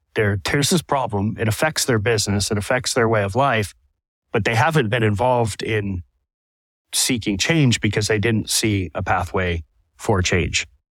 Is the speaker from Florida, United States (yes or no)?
yes; Southwest Florida, United States; born and raised in Southwest Florida and, and growing up, my whole life revolved around the water